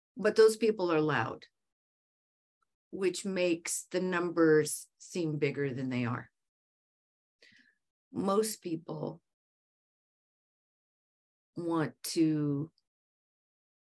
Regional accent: United States; being an American

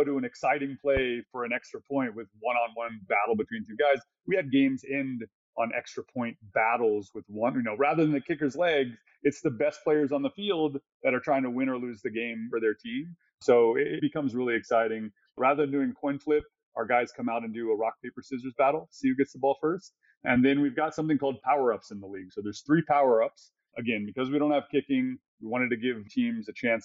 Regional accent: Texas, United States; I was born in Texas. Literally, I don't remember being anything else, right? I grew up as a Cowboys fan, but that's because I was born there

